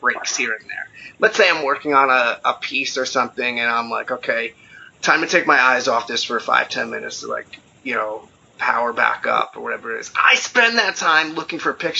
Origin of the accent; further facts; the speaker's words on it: New Jersey, United States; I grew up in New Jersey